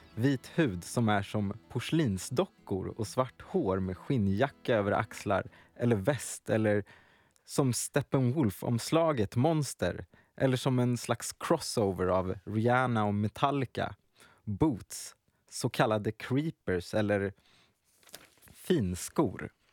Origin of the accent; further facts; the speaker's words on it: Närke, Örebro County, Sweden; also born or lived in Ghana; Jag är från Ghana, men uppväxt i Närke